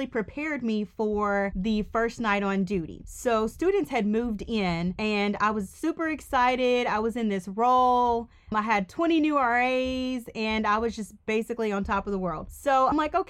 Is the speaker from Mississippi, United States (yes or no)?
yes; Mississippi, United States; moved away as an adult; also born or lived in Georgia; I am from Mississippi.